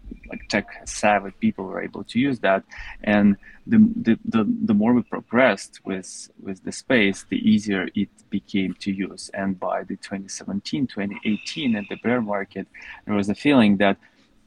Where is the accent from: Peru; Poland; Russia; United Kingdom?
Russia; I was also growing up in Russia